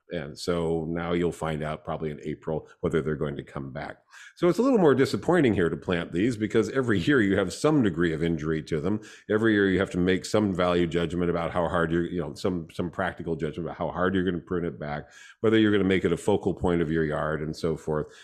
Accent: coastal Southern California, United States; now in Sacramento Valley, United States; coastal Southern California, I grew up in Sunset Zone twenty-four, which is Klingons to the coast

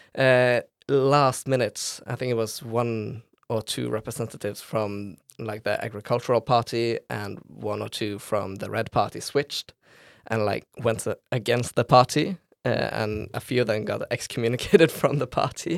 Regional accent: Bergen, Vestland, Norway; I was born in Bergen. Uh, I lived two years in the western part of the city called Lodefjord, uh, and for the rest of my life, I have lin-, lived in the southern part of Bergen called Fana.

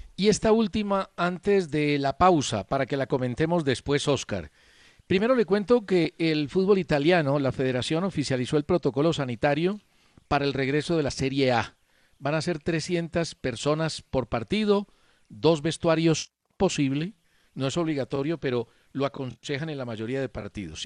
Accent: Colombia; mi deseo como colombiano

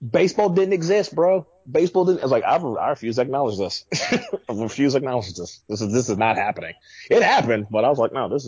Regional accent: New York, United States; born there; also born or lived in Atlanta; grew up with the Yankees coming like I was born in New York, and I so only got like when I moved to Atlanta, I only got like limited

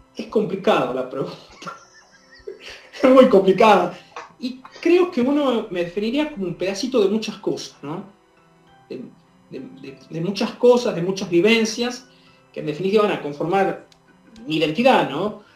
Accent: Chilecito, La Rioja, Argentina; si bien soy de Chilecito, es decir, el interior del interior

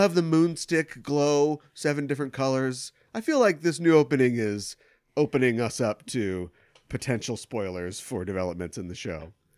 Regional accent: United States; growing up in America

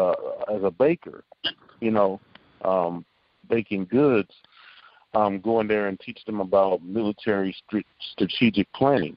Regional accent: Omaha, Nebraska, United States; I grew up in Omaha, Nebraska, on 24th Street in a place called Logan Fontanelle Projects

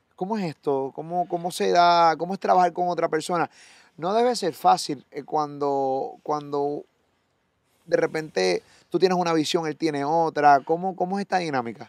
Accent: Puerto Rico; de Puerto Rico

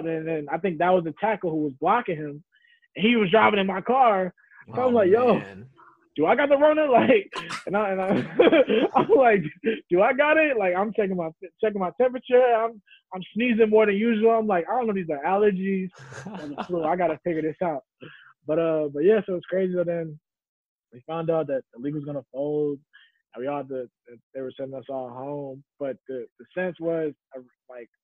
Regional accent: Chicago, Midwest, United States; moved away; I'm like damn near not even a Midwestern anymore

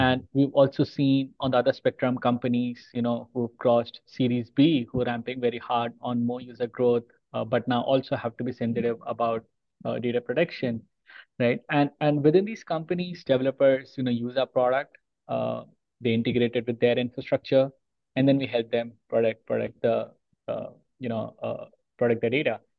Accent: Mumbai, Maharashtra, India; moved away as an adult; now in Mountain View, United States; I've been born and brought up in India, in the city called Bombay

